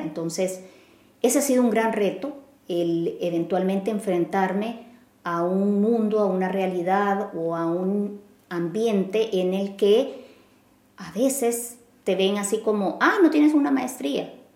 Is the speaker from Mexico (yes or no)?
no; El Salvador; moved away as an adult; now in Vienna, Austria; en un puesto representando a El Salvador